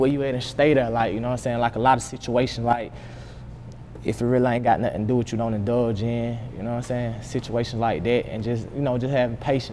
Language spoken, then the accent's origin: English; Columbus, Georgia, United States; moved away as an adult; also born or lived in Stewart, Georgia; now in Atlanta, United States; I'm from Columbia, Georgia.